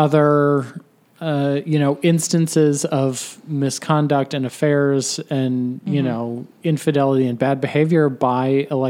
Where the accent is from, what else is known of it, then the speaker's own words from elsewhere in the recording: Ohio, United States; I was born in Ohio. My parents were born in Ohio. Their parents were born in Ohio.